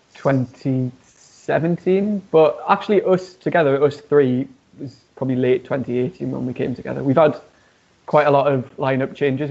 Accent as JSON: {"language": "English", "town": "Newcastle upon Tyne", "region": "North East England", "country": "United Kingdom", "tie": "born or raised there", "moved": "yes", "lives_now": "Birmingham, United Kingdom", "said": "I'm not actually from Birmingham originally. I'm from uh, a city called Newcastle, and there's not really a rock music scene there"}